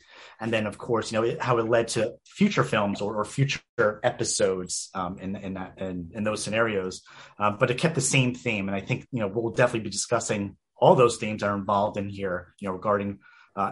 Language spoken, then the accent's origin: English; New York, United States; as a New Yorker